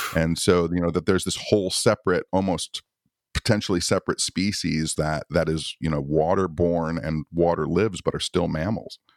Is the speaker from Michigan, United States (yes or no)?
yes; Michigan, United States; I'm from Michigan